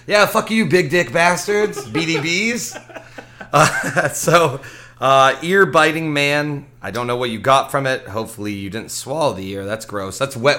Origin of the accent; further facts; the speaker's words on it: Ware, Massachusetts, United States; I was born in Ware